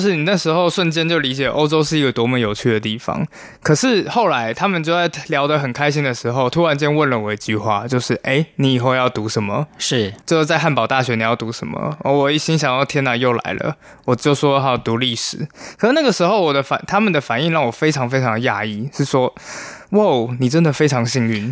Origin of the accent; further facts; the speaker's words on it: Taiwan; moved away as an adult; also born or lived in Germany; 我原本一刚开始也是一个在台湾一般长大的小孩